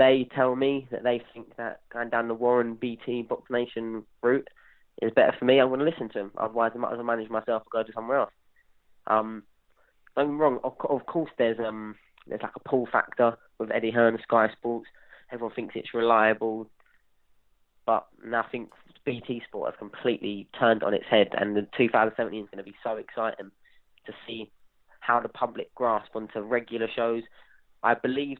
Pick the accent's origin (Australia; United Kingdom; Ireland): United Kingdom; England; we're both from the South